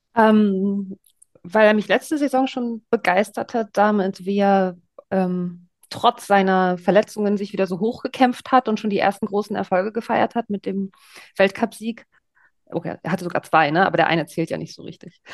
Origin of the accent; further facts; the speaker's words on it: East Germany, Germany; Ich komme aus Ostdeutschland und bin mit Sven Hannawald aufgewachsen